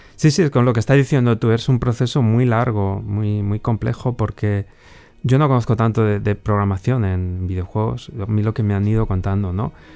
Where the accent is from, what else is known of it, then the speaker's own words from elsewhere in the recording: Valladolid, Castile and León, Spain; moved away as an adult; also born or lived in Slovakia; now in Bratislava, Slovakia; yo soy de aquí de Valladolid, nací aquí en Valladolid, siempre he vivido muy cerquita de donde estamos ahora